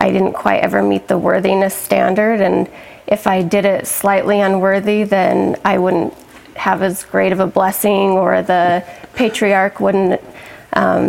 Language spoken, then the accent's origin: English; Manti, Utah, United States; I was born in Utah, grew up mostly in Manti.